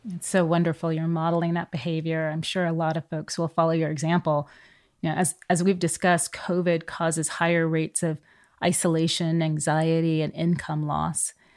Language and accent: English; California, United States; growing up in California in the seventies and eighties